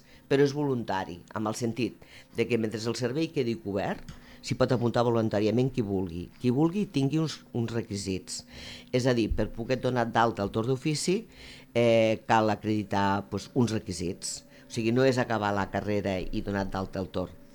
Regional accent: Balaguer, Catalonia, Spain; Jo sóc de Balaguer

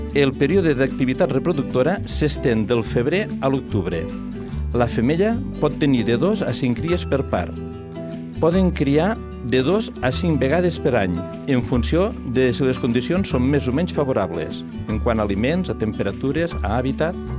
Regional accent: Lleida, Catalonia, Spain; com a lleidatans que som

